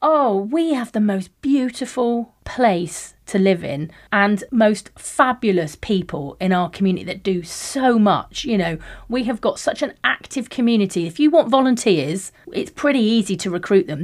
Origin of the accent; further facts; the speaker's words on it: Plymouth, South West England, United Kingdom; I'm from Heel Village, and it's classified as, like, one of the most deprived areas in the Southwest